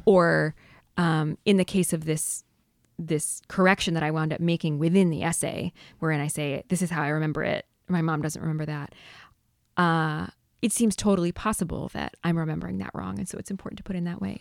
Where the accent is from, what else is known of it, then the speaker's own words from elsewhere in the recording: San Diego, California, United States; I grew up in San Diego in a sort of surf hamlet north of San Diego.